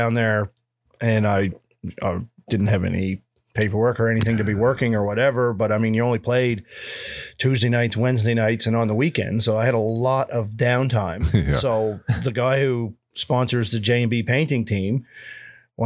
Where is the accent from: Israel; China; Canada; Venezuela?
Canada; I'm there as a Canadian kid